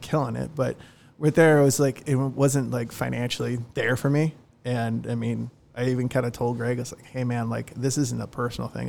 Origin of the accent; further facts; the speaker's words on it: Long Beach, California, United States; moved away as an adult; also born or lived in Dana Point, California; now in South Orange County, United States; I love Long Beach, it's my hometown.